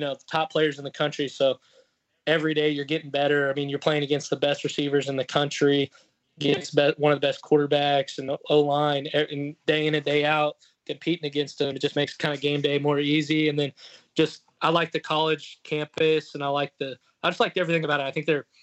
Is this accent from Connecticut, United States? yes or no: no; Texas, United States; I'm from the South and from Texas